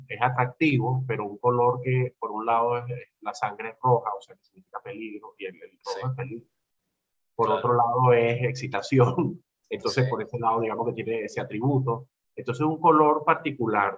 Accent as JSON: {"language": "Spanish", "country": "Venezuela", "tie": "born or raised there", "also_born_or_lived": "United States", "said": "este es mi país, donde nací yo, me formé yo"}